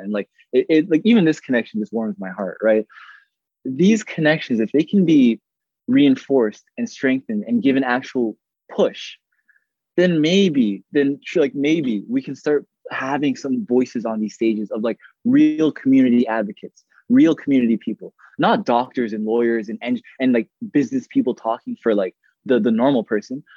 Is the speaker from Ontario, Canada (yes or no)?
yes; Toronto, Ontario, Canada; I grew up in Rexdale.